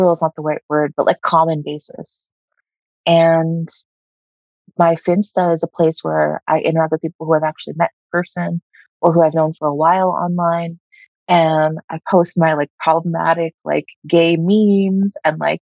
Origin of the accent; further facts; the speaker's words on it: United States; As an Indian American who was part of the diaspora, who has some family in the U.S.